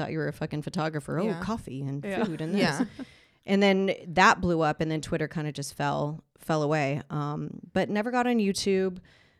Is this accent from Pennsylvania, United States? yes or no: no; Los Angeles, California, United States; also born or lived in Las Vegas; Born and raised in LA, sadly.